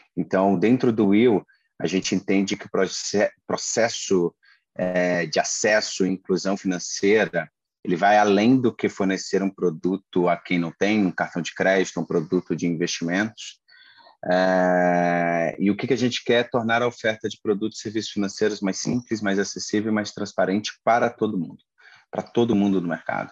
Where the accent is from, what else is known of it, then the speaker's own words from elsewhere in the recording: interior of Paraíba, Brazil; also born or lived in Maranhão; eu sou nordestino, minha família é interior do Maranhão, eu sou, sou nascido no interior da Paraíba